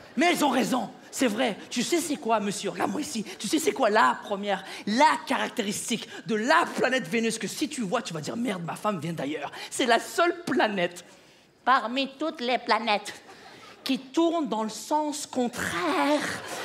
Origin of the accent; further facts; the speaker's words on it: Quebec, Canada; ma femme et moi, on est du Québec